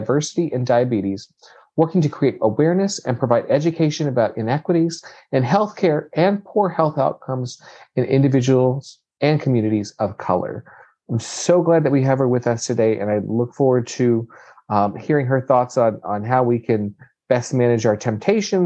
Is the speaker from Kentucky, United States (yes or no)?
yes; Kentucky, United States; we're from Kentucky